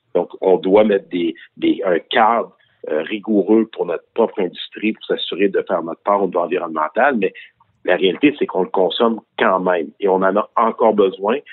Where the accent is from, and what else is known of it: Quebec, Canada; also born or lived in Victoriaville